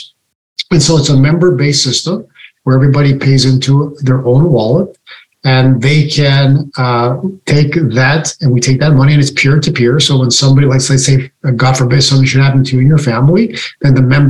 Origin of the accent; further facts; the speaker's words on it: Canada; now in United States; I was born in Canada and I live in the US.